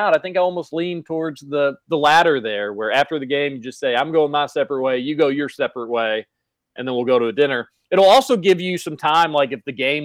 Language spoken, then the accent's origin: English; Northfield, Kentucky, United States; I was born in Northfield over there on the other side of Brownsboro. I only lived there for a few years